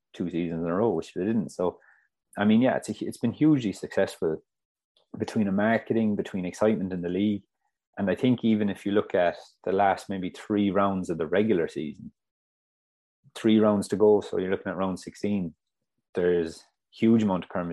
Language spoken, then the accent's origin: English; Ireland; as an Irish person